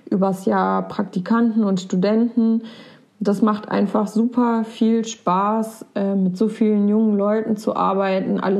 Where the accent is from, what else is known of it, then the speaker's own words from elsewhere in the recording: Porta Westfalica, North Rhine-Westphalia, Germany; also born or lived in Minden; ich bin dieses Jahr 30 geworden. Geboren bin ich in Minden und aufgewachsen im wunderschönen Porta Westfalica an der Weser zwischen Wien und Wesergebirge.